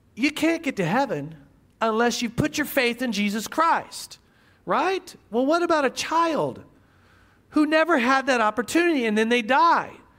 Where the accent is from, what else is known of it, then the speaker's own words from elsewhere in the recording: Midwest, United States; I grew up in the Midwest